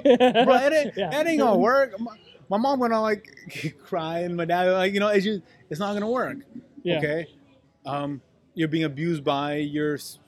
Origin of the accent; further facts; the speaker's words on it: Pakistan; But also, I think us being as like Pakistani, like Muslim people, that also changes like their ability to help